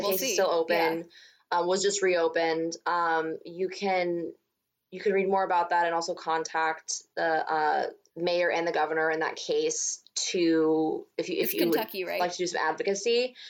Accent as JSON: {"language": "English", "town": "Cheyenne", "region": "Wyoming", "country": "United States", "moved": "yes", "lives_now": "New York, United States", "said": "I'm from Cheyenne, Wyoming. I spent my summers in Nebraska. I know that area well."}